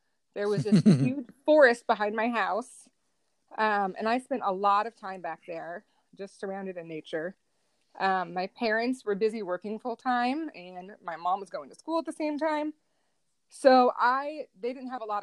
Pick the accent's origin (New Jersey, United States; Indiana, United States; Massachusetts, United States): Indiana, United States; Northwest; I grew up in Northwest Indiana